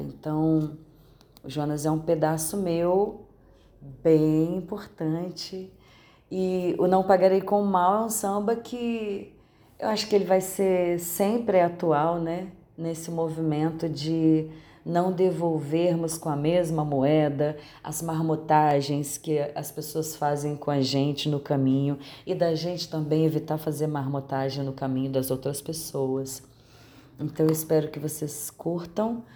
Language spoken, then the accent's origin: Portuguese; Minas Gerais, Brazil; accent: mineiro; o nosso sotaque mineiro.